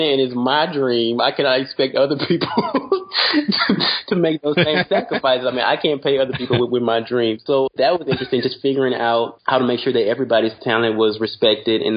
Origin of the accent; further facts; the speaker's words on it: Louisiana, United States; I'm from Louisiana